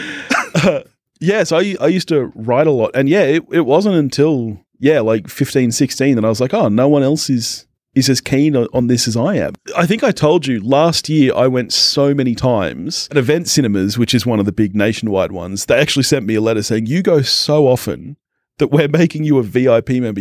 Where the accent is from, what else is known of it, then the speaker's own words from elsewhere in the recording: Australia; we're Aussie